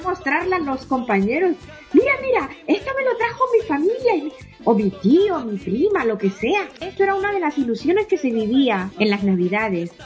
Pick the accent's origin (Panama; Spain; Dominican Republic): Dominican Republic; born or raised there; moved away